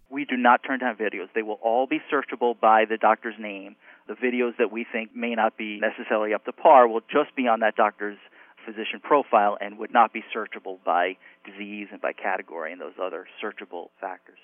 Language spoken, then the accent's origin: English; United States; moved away as an adult; now in Miami, United States; I grew up in New York, New Jersey area